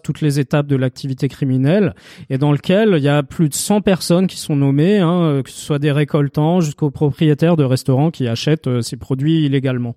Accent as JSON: {"language": "French", "town": "Strasbourg", "region": "Grand Est", "country": "France", "tie": "born or raised there", "said": "je suis de Strasbourg, donc euh, Lidl, euh, je l'ai connu tout petit"}